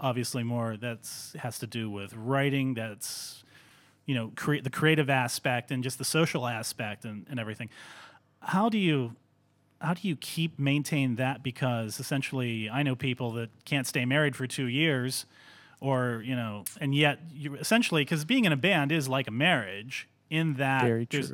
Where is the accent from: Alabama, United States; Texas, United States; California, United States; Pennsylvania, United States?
Pennsylvania, United States; Greensburg; moved away; also born or lived in Cleveland; Greensburg, Pennsylvania, my hometown